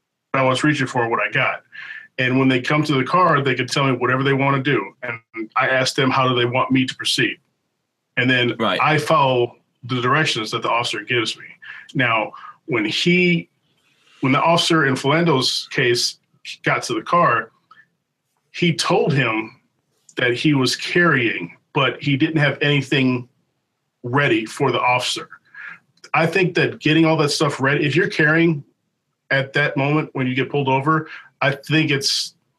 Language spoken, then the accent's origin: English; Milwaukee, Wisconsin, United States; growing up in Milwaukee, in the area that we were living at was predominantly white